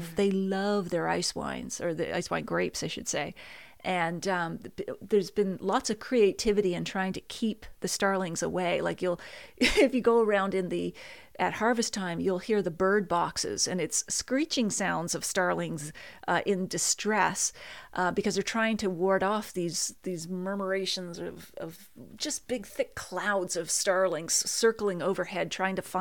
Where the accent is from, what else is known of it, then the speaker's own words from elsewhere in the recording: Nova Scotia, Canada; moved away; I'm originally from Nova Scotia